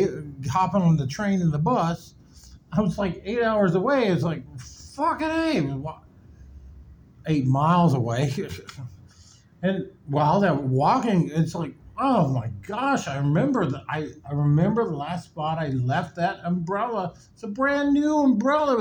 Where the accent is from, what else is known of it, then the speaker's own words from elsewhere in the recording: Nebraska, United States; now in Miami, United States; I'm from Nebraska